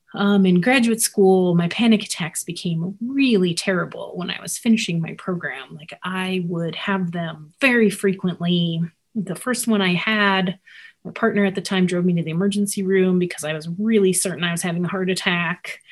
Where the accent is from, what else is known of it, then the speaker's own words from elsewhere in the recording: Albuquerque, New Mexico, United States; also born or lived in Kansas; now in Erhard, Minnesota, United States; I was born in Kansas, but grew up in New Mexico.